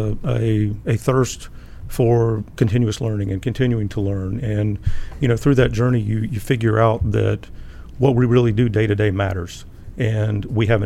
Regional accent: South Carolina, United States; Grew up in South Carolina.

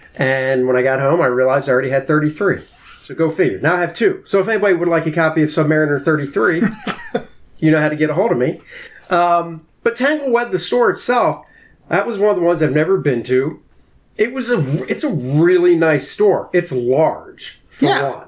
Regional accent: D.C., Maryland, United States; I grew up outside of Washington, D.C. in Maryland

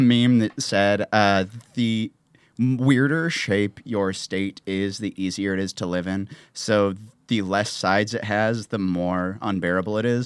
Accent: Missouri, United States; now in Nashville, United States; we played a show in my hometown

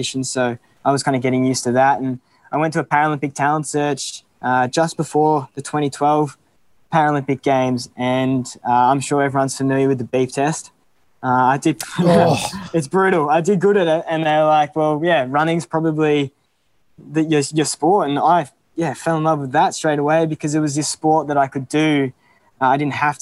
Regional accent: Melbourne, Victoria, Australia; moved away as an adult; now in Canberra, Australia; I'm from Melbourne

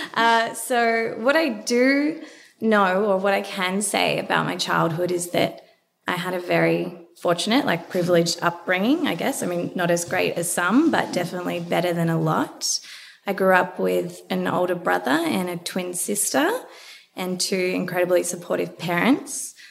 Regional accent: Melbourne, Victoria, Australia; I grew up in Melbourne, went to a semi private

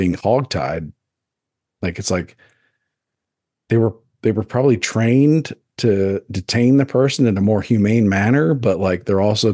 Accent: United States; As an American

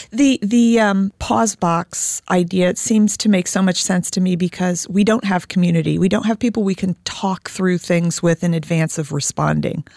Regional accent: Indiana, United States; I'm an Irish Catholic German Jew from Indiana

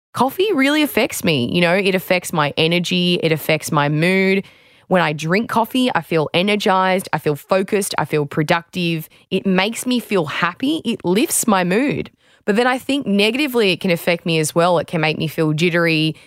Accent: Australia; former Australian beach sprinter and fitness trainer

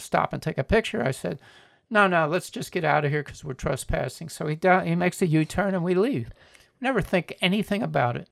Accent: Miami, Florida, United States; When I was a boy, uh, growing up in Miami

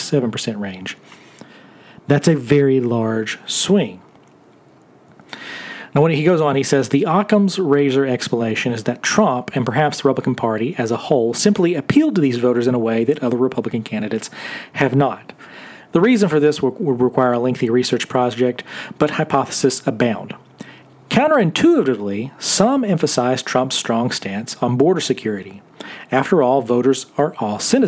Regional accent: the South, United States; I'm from the South

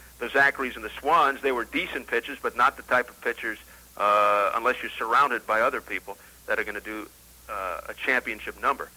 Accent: New York, United States; growing up in New York

